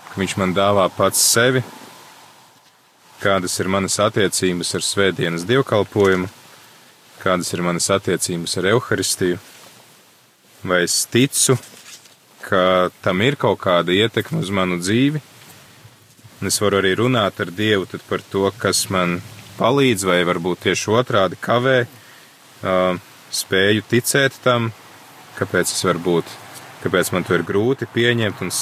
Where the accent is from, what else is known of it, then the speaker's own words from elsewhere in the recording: Latgale, Latvia; kad es piedzimu, es piedzimu Latgalē.